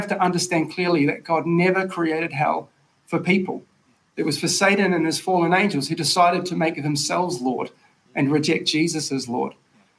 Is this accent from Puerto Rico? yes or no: no; Tauranga, Bay of Plenty, New Zealand; My hometown, Tauranga Boys College